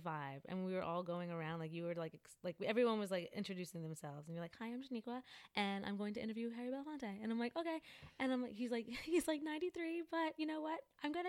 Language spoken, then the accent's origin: English; Jamaica; Cause I am too. Shout out to Jamaica.